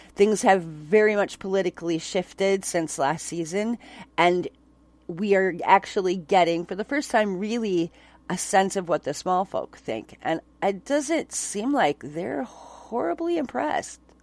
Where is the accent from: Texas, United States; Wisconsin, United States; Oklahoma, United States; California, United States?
Wisconsin, United States; Onalaska; I grew up in Onalaska